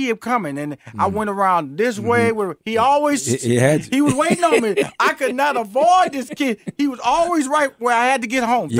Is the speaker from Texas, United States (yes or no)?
yes; Houston, Texas, United States; In Houston, Fifth Ward.